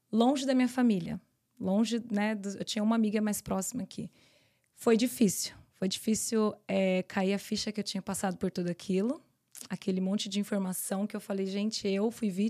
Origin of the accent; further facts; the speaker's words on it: São Paulo, Brazil; moved away; São Paulo. São Paulo.